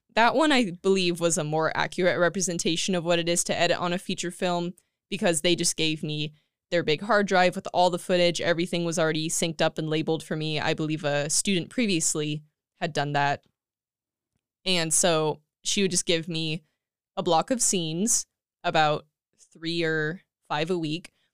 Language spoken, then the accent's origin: English; Tulare, California, United States; moved away as an adult; now in Escondido, United States; I was born and raised in Tulare, California